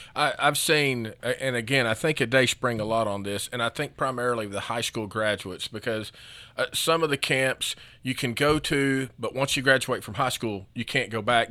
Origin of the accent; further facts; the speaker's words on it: United States; as an American and as a Christian, you know, I'm taught to be independent